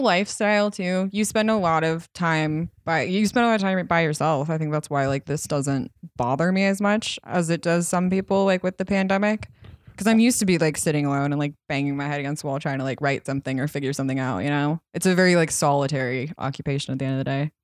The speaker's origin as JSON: {"language": "English", "area": "outside of Boulder", "region": "Colorado", "country": "United States", "tie": "born or raised there", "moved": "yes", "said": "I grew up outside of Boulder, which is pretty liberal"}